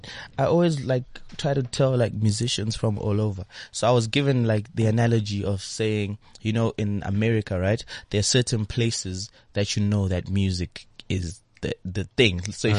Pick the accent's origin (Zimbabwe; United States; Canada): Zimbabwe; now in South Africa; I'm originally from Zimbabwe.